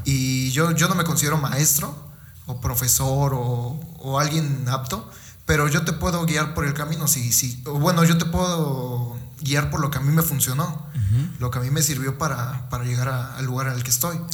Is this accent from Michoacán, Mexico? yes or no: no; Fortín, Veracruz, Mexico; venimos de Fortín